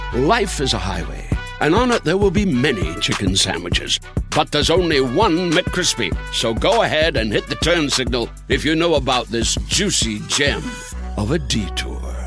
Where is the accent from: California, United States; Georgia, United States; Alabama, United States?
Georgia, United States; moved away as an adult; also born or lived in New Jersey; now in Texas, United States; I grew up in Georgia, went to school University of Georgia